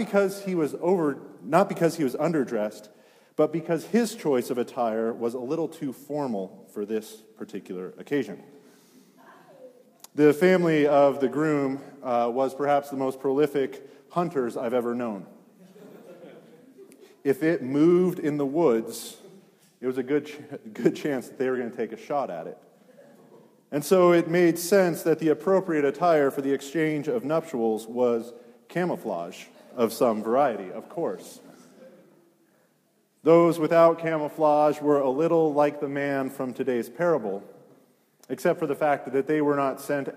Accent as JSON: {"language": "English", "town": "Granby", "region": "Colorado", "country": "United States", "tie": "born or raised there", "said": "Granby, it's where I grew up."}